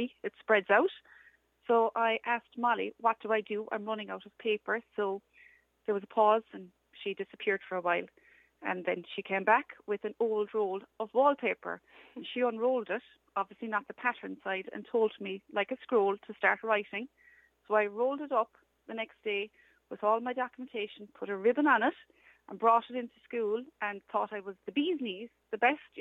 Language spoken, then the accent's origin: English; Dunmanway, Munster, Ireland; I am from Dunmanway in West Cork